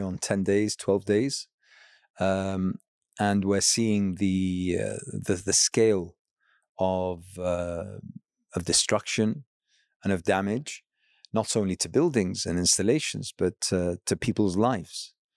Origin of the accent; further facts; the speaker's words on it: Iraq; I hail from Iraq